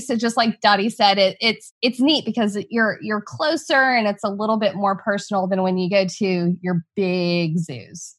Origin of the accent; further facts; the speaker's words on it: New Braunfels, Texas, United States; my hometown and the town that I currently practice in, New Braunfels, Texas